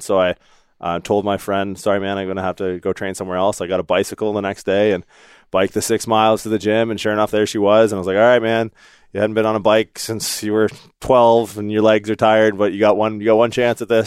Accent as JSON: {"language": "English", "region": "Newfoundland and Labrador", "country": "Canada", "tie": "born or raised there", "also_born_or_lived": "Windsor, Ontario", "moved": "yes", "said": "I was born in Newfoundland"}